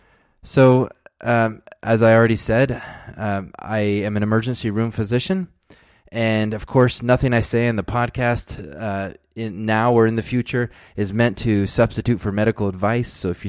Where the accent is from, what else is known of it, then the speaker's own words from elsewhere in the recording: Dallas, Texas, United States; born there; I was born in Dallas, Texas. I'm the fourth of six children